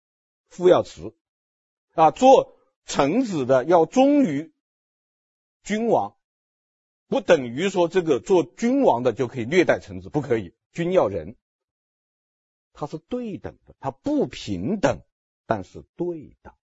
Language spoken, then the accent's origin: Chinese; China; 但是我们中国人看电影的时候，看到前面那个情节的时候都笑。都会笑，为什么会笑呢？因为我们中国人就是这样的，是不是啊？